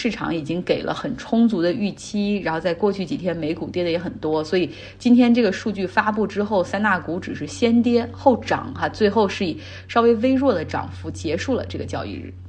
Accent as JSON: {"language": "Chinese", "country": "China", "said": "我也有哎，然后但我们都是中国人的这种周期，最后会以春节为重新的一个开始，对吧？"}